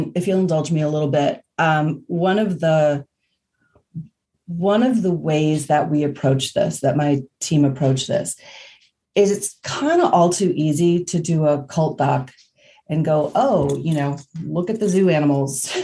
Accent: Indiana, United States; I'm from Indiana

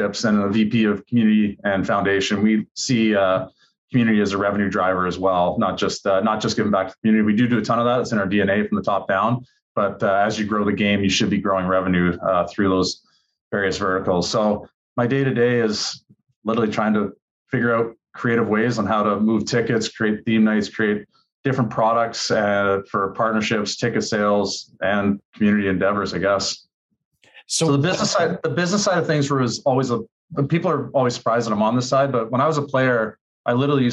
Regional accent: Oshawa, Ontario, Canada; moved away as an adult; also born or lived in Boston, United States; now in Florida, United States; I literally got drafted out of a steel factory in my hometown.

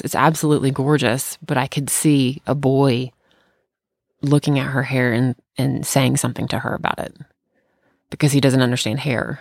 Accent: Bartlett, United States; moved away; back in my hometown

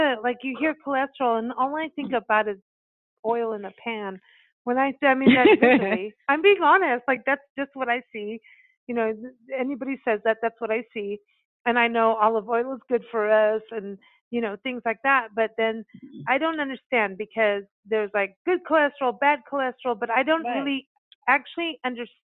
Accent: Kenya; moved away; I grew up on cashews in Kenya

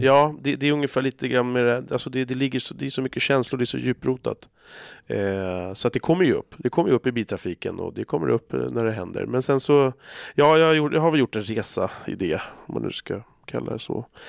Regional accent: Stockholm, Stockholm County, Sweden; där vi växte upp så fanns det utanför i Bandhagen

